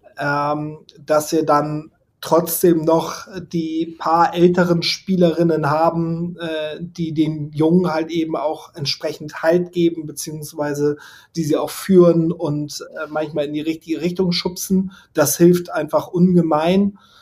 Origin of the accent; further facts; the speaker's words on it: Hamburg, Germany; meine Heimat, der Platz, wo ich groß geworden bin, das Quellental